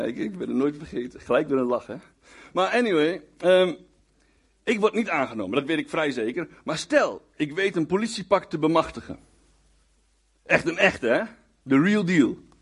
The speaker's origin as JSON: {"language": "Dutch", "town": "Winterswijk", "region": "Gelderland", "country": "Netherlands", "tie": "born or raised there", "also_born_or_lived": "Hengelo", "moved": "yes", "said": "ik kom trouwens oorspronkelijk uit Winterswijk, daar ben ik geboren en getogen"}